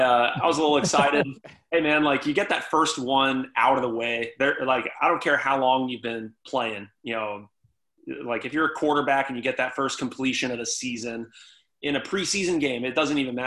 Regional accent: Texas, United States; now in Baltimore, United States; like you said, I came from Texas. I had no real ties to this part of the country, this area, or this town.

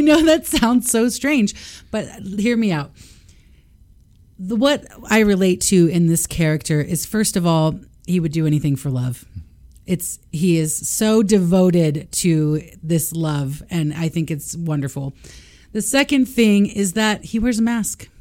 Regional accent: Austin, Texas, United States; I grew up in Austin, Texas

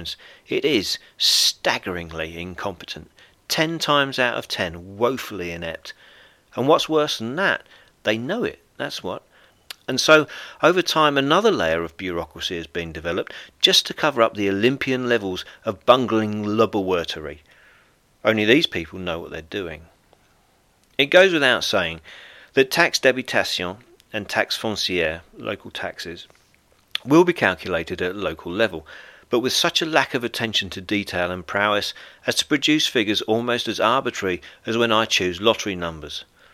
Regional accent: United Kingdom; moved away as an adult; now in France; I'm a British stand-up comedian, best-selling author, and owner of a B&B here in rural France.

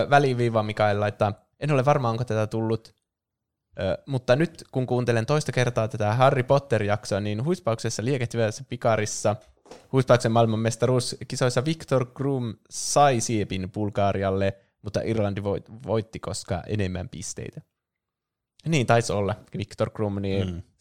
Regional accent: Oulu, North Ostrobothnia, Finland; Mä ollaan tosiaan Oulusta kotoisin.

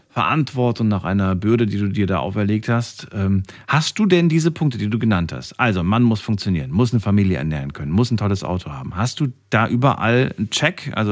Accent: Stuttgart, Baden-Württemberg, Germany; Stuttgart. Ecke Stuttgart, das reicht schon.

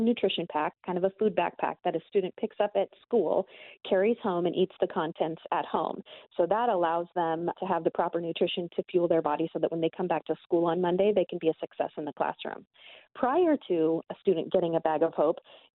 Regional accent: Glendale, Arizona, United States; the neighborhood I grew up in over in Glendale

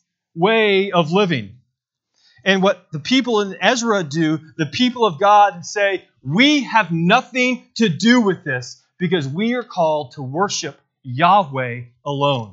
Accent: Bentonville, Arkansas, United States; I'm from Bentonville, Arkansas

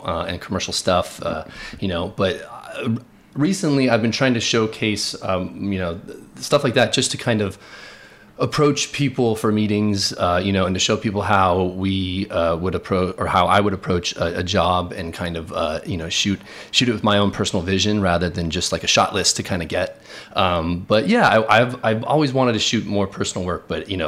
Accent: Palos Verdes, California, United States; moved away as an adult; now in New York City, United States; I grew up in Los Angeles, California, in a town called Palos Verdes, which is southern Los Angeles on the coast

